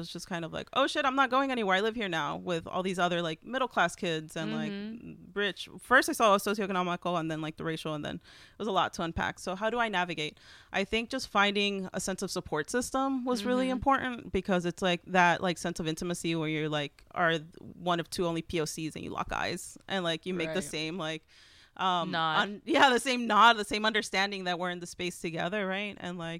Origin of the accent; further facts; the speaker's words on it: Texas, United States; And I'm not Mexican, even yeah. though I'm from Texas.